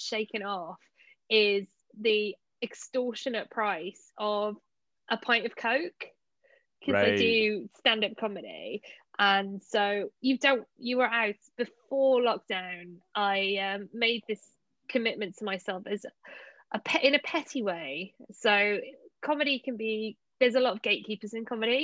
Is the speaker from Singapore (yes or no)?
no; Cardiff, Wales, United Kingdom; also born or lived in London; I'm from South Wales, and yeah, you couldn't order a drink at home in Cardiff